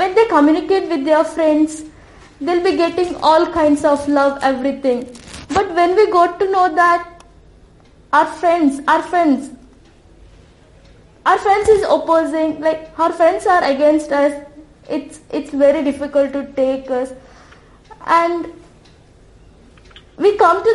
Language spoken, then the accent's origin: English; India; Being an Indian